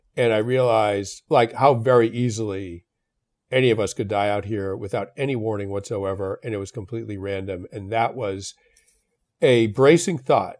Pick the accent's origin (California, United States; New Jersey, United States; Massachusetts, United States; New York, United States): Massachusetts, United States; Belmont; I grew up in Belmont, Massachusetts